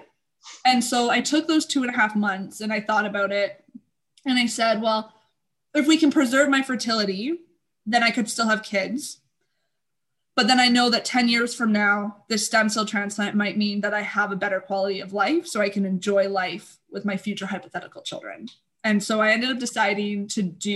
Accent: Canada; I'm Canadian

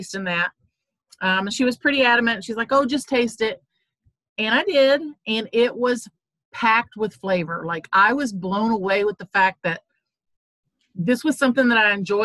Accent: Southern Indiana, United States; I grew up in Southern Indiana

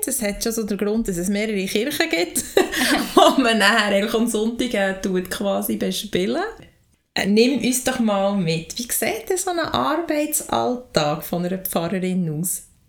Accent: Lauterbrunnen, Bern, Switzerland; ich bin in der Gemeinde Lutherbrunnen aufgewachsen

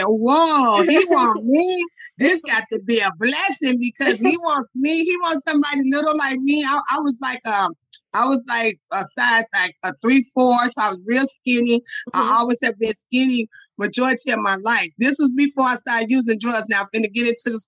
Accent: Chicago, Illinois, United States; I'm from the low end of Chicago.

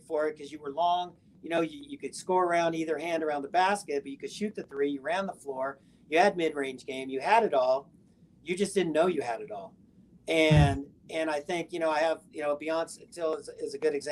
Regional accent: Southern California, United States; growing up in Southern California

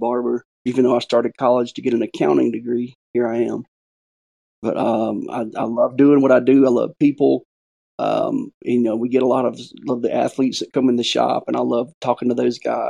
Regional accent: Hattiesburg, Mississippi, United States; I was born in Hattiesburg

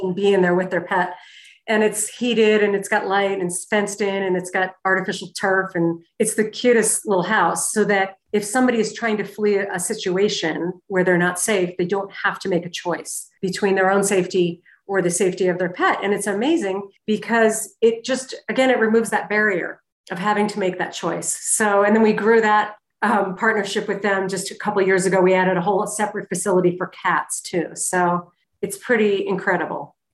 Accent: Connecticut, United States; moved away as an adult; also born or lived in Manchester, New Hampshire / Boston, Massachusetts; now in Jackson Hole, United States; I was raised in New England, uh, Connecticut to be exact

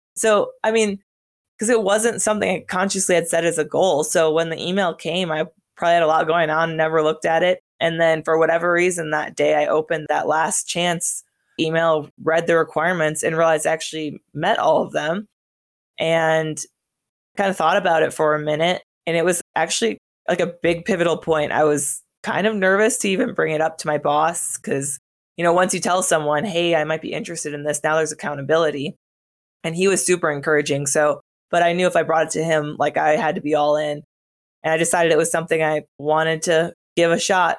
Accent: northern Wisconsin, United States; moved away as an adult; my hometown was in northern Wisconsin, about four thousand people, so pretty small

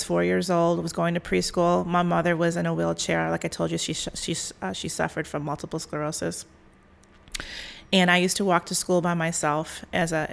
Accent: Evergreen Park, Illinois, United States; I grew up in a suburb right out of Southside of Chicago called Evergreen Park

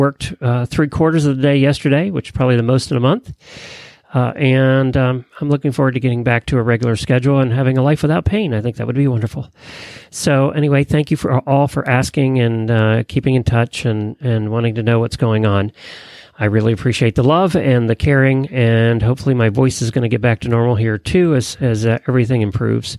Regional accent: Lexington, Kentucky, United States; from Lexington, Kentucky

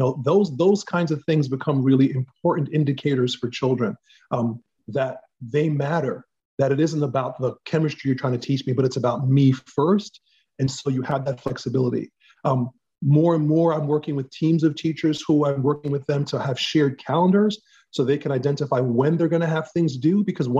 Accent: New York City, New York, United States; Black male, educated in New York. So I had an interesting journey because my dad was in the military. And so I was born in the Bronx. I was in elementary school, Catholic elementary school.

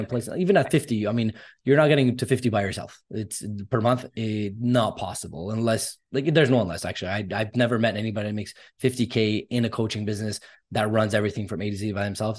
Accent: Canada; I'm Armenian descent. I'm born in Canada. Both my parents immigrated here

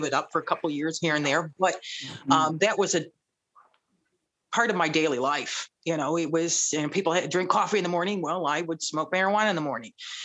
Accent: Belleville, Michigan, United States; also born or lived in Ypsilanti, Michigan; I was born and raised in Belleville, Michigan.

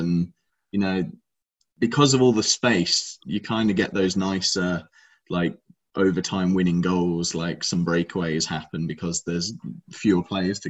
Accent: United Kingdom; being British

